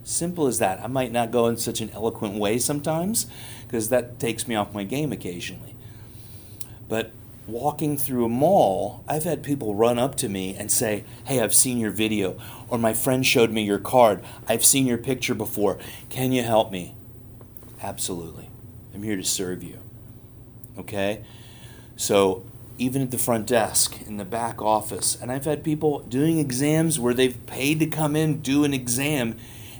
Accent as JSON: {"language": "English", "town": "New York City", "region": "New York", "country": "United States", "tie": "born or raised there", "said": "I'm a New Yorker. I grew up in New York City"}